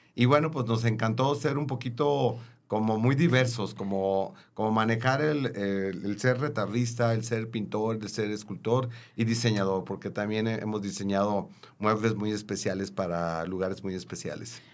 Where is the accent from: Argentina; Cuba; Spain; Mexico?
Mexico; Tepic, Nayarit; moved away; cuando yo estudié la primaria ah, allá en mi ciudad natal, en Tepic, Nayarit